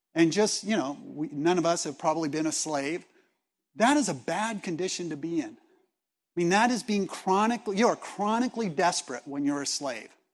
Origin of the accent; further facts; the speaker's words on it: Los Angeles, California, United States; I was born in Los Angeles